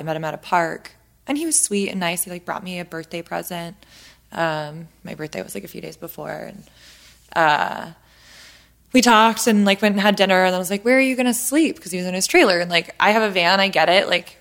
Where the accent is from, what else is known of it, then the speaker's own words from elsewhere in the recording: San Diego, California, United States; moved away; we're both from San Diego